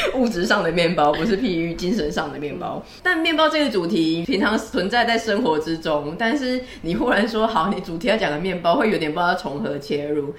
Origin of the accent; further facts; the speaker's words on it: Taiwan; 我们台湾人都很爱